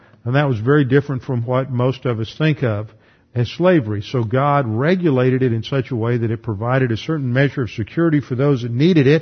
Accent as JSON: {"language": "English", "country": "United States", "said": "as an American"}